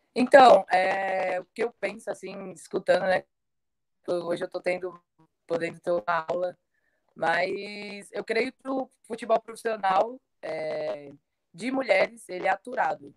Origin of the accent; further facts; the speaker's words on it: Guaianases, São Paulo, Brazil; fica aqui em Guanás, né, é, lugar onde eu nasci